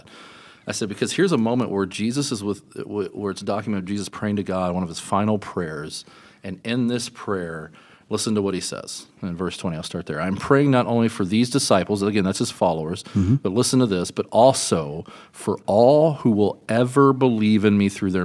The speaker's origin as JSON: {"language": "English", "region": "Kentucky", "country": "United States", "said": "Kentucky, my home state"}